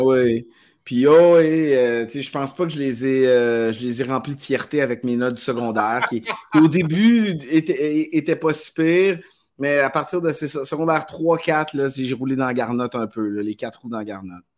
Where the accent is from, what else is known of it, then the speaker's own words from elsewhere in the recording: Quebec, Canada; j'ai grandi au Québec